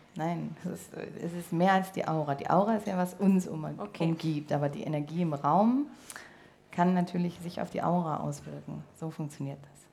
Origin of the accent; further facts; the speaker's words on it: Berlin, Germany; moved away; Berlin, obwohl es meine alte Heimat ist